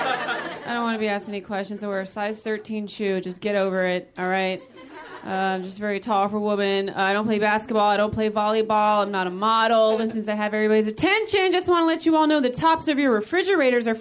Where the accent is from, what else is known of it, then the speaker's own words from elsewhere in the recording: Modesto, California, United States; now in Los Angeles, United States; I'm originally from Northern California. I'm actually from Modesto, California.